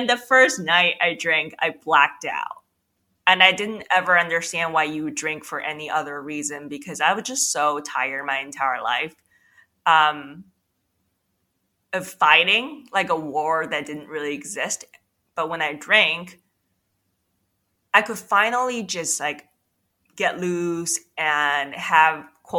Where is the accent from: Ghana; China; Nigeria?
China; moved away; also born or lived in New York City; I was actually born and raised in China